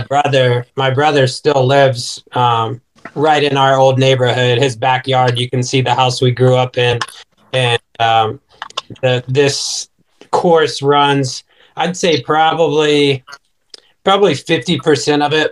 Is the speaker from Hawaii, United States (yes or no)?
no; Chillicothe, Ohio, United States; moved away as an adult; now in Florida, United States; my hometown of Chillicothe, Ohio